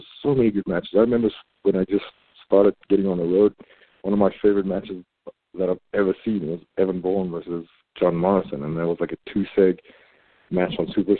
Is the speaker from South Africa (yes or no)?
yes; South Africa; moved away; my home country of South Africa